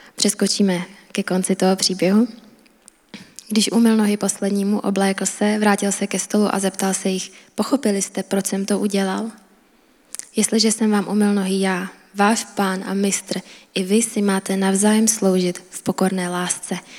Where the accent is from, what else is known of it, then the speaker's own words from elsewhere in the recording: Czechia; A já jsem Češka